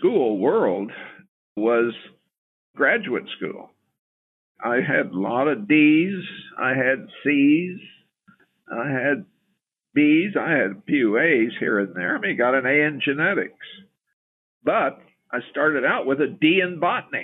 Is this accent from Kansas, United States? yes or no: yes; Topeka, Kansas, United States; I grew up in the Kansas River Valley near Topeka.